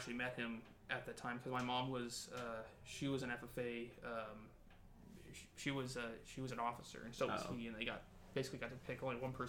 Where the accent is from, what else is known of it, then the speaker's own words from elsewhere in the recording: Springville, California, United States; we're from Springville.